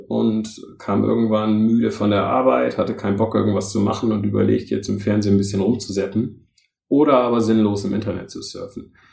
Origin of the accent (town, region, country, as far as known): Northern Germany, Germany; also born or lived in London; now in Rhein-Main area, Germany